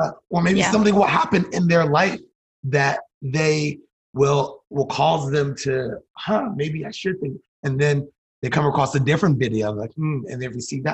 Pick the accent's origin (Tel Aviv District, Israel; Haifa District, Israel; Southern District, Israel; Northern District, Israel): Northern District, Israel; Like I grew up in Galilee, my friends never experienced